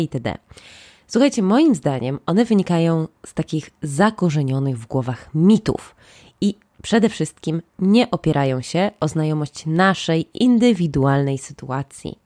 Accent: Łódź, Łódź Voivodeship, Poland; ja jestem z Łodzi

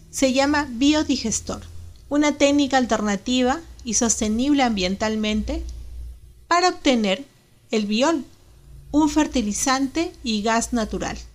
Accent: Santa Úrsula, Cajamarca, Peru; Yo nací en Santa Úrsula. ¿Dónde queda Santa Úrsula? Queda del tango más arriba.

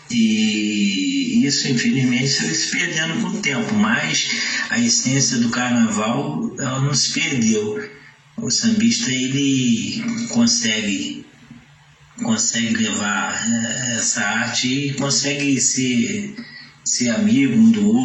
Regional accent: São Gonçalo, Rio de Janeiro, Brazil; de onde eu fui criado na Porta Pedra

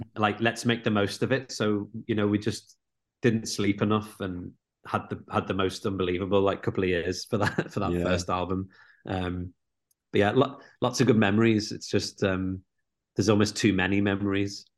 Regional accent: Liverpool, North West England, United Kingdom; me and Murph growing up in Liverpool

